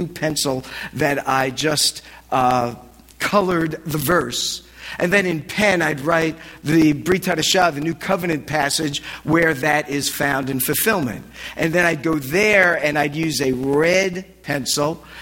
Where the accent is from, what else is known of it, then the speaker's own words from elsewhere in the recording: New Jersey, United States; moved away as an adult; also born or lived in Annapolis / Massachusetts; I'm from Jersey, so it was in northern Jersey.